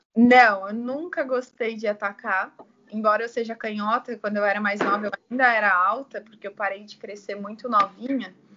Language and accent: Portuguese; São Bernardo do Campo, São Paulo, Brazil; also born or lived in São Caetano do Sul / Amparo; na minha cidade natal, que é São Bernardo